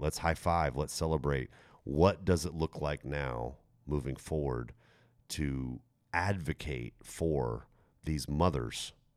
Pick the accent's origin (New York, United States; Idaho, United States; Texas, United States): Texas, United States; I'm Texan